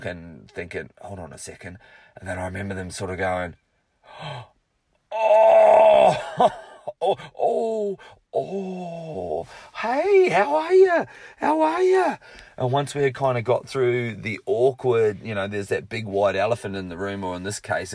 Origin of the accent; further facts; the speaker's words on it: Rotorua, Bay of Plenty, New Zealand; my hometown of Rotorua